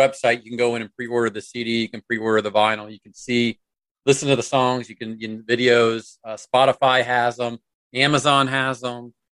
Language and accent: English; the South, United States; accent: Southern; My Southern accent's trying to creep out.